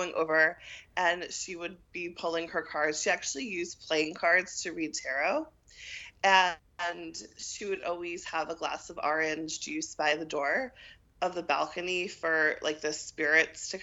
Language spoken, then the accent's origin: English; New York City, New York, United States; moved away as an adult; also born or lived in Washington, D.C.; Born and raised in New York City.